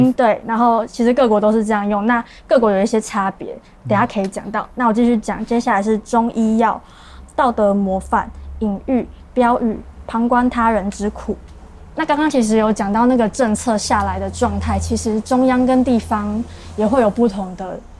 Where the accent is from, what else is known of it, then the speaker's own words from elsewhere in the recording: Taipei, Taiwan; now in Kaohsiung, Taiwan; 但我家确实是在我老家，真的在万华附近。